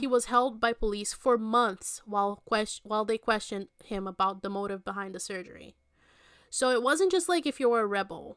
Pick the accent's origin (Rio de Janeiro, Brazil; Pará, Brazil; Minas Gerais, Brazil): Minas Gerais, Brazil; Belo Horizonte; Belo Horizonte, which is my hometown.